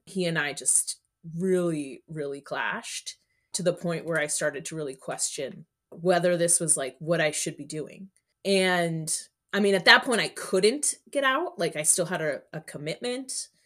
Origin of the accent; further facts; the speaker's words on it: Miami, Florida, United States; moved away as an adult; now in New Haven, United States; I went to middle school and high school in Miami, Florida